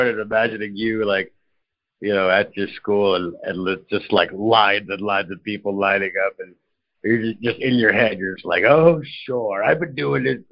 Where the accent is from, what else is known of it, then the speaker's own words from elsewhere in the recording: United States; moved away; I'm an American